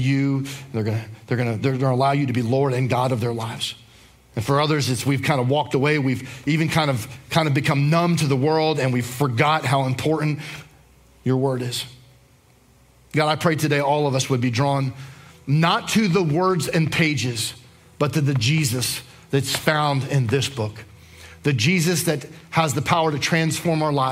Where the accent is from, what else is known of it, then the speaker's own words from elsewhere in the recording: New Jersey, United States; moved away; I grew up in New Jersey